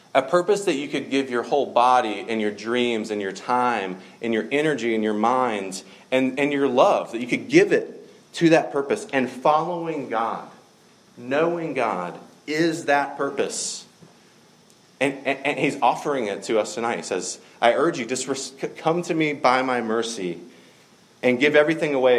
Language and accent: English; the South, United States; I grew up in the South